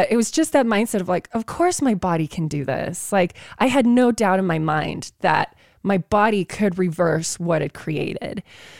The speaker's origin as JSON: {"language": "English", "country": "South Africa", "tie": "born or raised there", "moved": "yes", "said": "growing up in South Africa"}